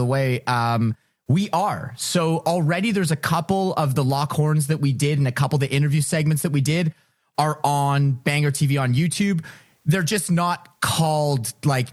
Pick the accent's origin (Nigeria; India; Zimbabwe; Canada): Canada; Ottawa, Ontario; moved away as an adult; also born or lived in Toronto; I'm from Ottawa, so whether or not I wanted to learn French, I learned French